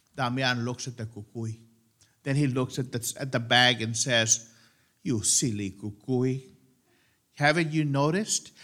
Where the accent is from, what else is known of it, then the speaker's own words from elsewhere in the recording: the Rio Grande Valley, Texas, United States; Growing up in El Valle, we grew up with our cuckoo stories